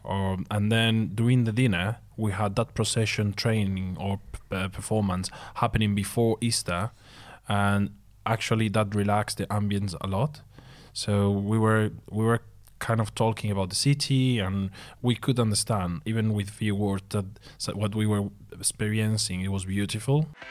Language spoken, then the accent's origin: English; Seville, Andalusia, Spain; moved away as an adult; it was my hometown, so I told you, okay, Seville.